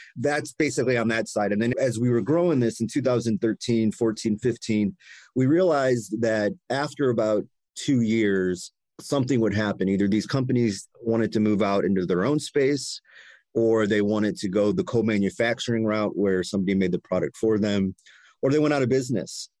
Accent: Cleveland, Ohio, United States; I grew up in Cleveland, lifelong Clevelander

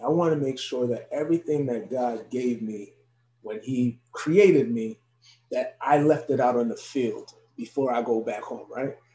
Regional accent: Elizabeth, New Jersey, United States; I'm actually born and raised in Elizabeth, New Jersey, but my parents are from Haiti

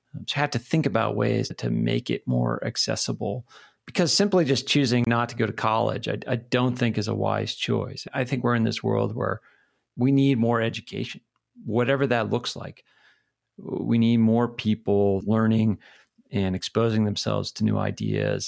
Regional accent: New Hampshire, United States; moved away as an adult; also born or lived in Pennsylvania / California / Philadelphia / Connecticut; now in Missoula, United States; I grew up in New Hampshire

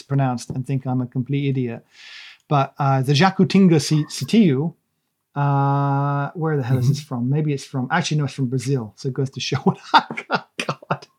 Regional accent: Monmouth, Wales, United Kingdom; moved away; also born or lived in Shropshire; I grew up in the Wye Valley. I mean, near the Wye Valley in a place called Cherry Orchard Farm, near Monmouth. And then we moved to Shropshire

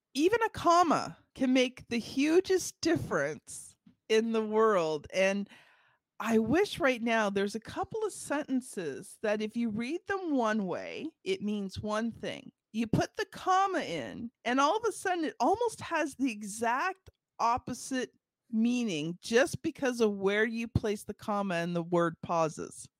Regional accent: Ontario, Canada; I am from Canada, and I am from Ontario

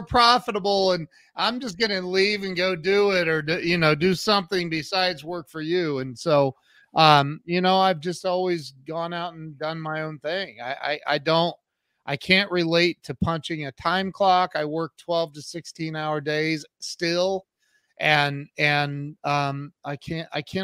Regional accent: Northwest Ohio, United States; I grew up in Northwest Ohio, so we had a lot of snow in the winters

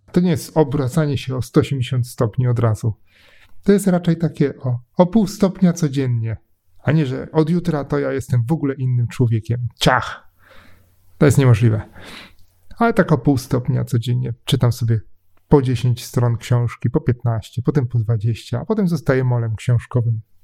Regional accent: Poznań, Greater Poland, Poland; jestem z Poznania, jestem trochę sknerą, taką poznańską

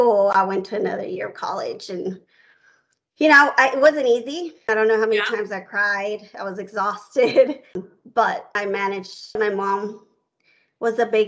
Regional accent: Houston, Texas, United States; I grew up in Houston, Texas.

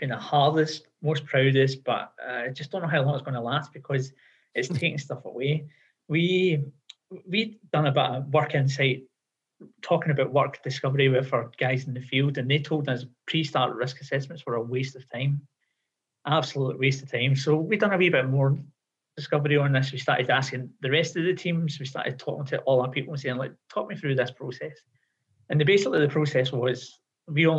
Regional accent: Australia; we're Australian

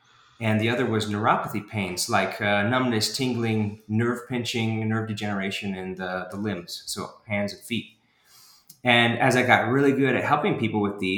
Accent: Houston, Texas, United States; also born or lived in Washington, D.C. / Idaho; now in Provo, United States; And so I was born in Washington, D.C., and then when he retired, we moved out west. And so that meant Idaho for about 8 years, and then Houston for all my high school years. So I actually claim that I'm from Houston

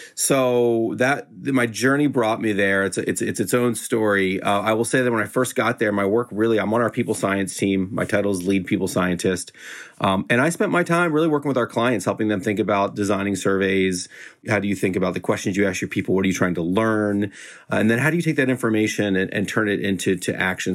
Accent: Florida, United States; moved away as an adult; also born or lived in California; I grew up in Florida

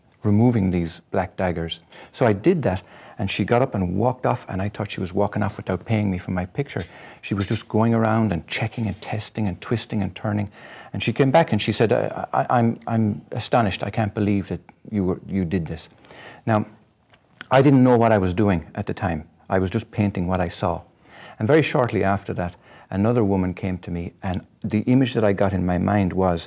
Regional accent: Ireland; I'm Irish

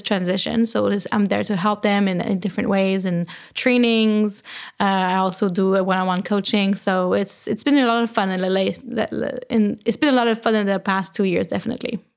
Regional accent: Canada; accent: French; English is a second language; now in Berlin, Germany; I am originally from Canada. I am French Canadian, so I have a little French accent when I speak English

